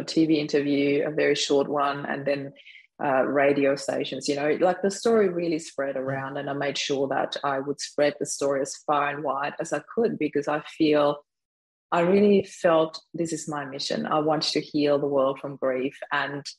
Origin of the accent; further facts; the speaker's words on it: Vienna, Austria; moved away as an adult; now in Australia; we spent Christmas in Vienna, in my hometown where I was born